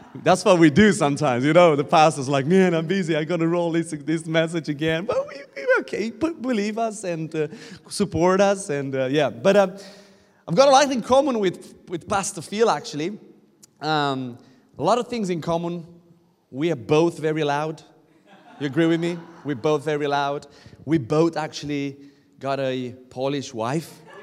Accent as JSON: {"language": "English", "country": "Romania", "said": "I'm coming from Romania. Um, we shout a lot"}